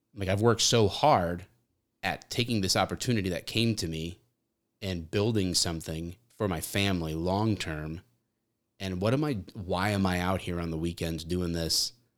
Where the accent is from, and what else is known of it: Michigan, United States